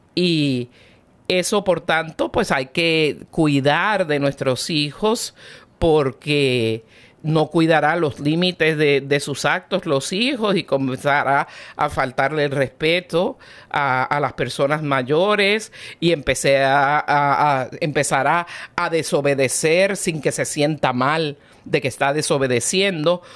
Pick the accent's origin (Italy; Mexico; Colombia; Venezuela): Venezuela; now in United States; yo soy bien venezolana